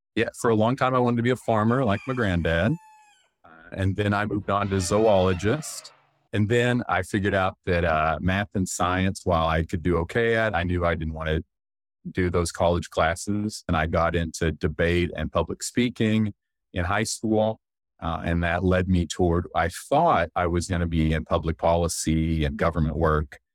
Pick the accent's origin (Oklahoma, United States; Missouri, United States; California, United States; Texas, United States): Oklahoma, United States; Duncan; moved away as an adult; I grew up in Duncan, Oklahoma, which is, for Oklahoma, it's a medium-sized city.